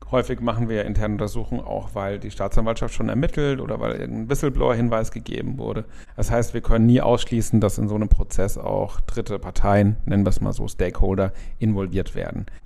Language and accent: German; Cologne, North Rhine-Westphalia, Germany; Ich komme aus Köln, bin da Partner in der Kanzlei Werte